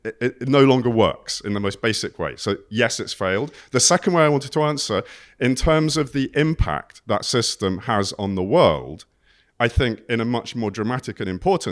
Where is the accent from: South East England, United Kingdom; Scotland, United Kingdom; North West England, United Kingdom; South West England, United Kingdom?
South West England, United Kingdom; I grew up in Cornwall.